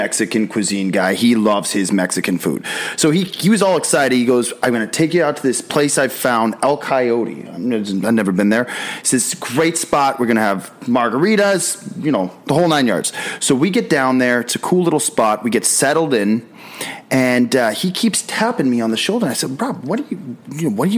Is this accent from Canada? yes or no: yes; Canada; I'm Canadian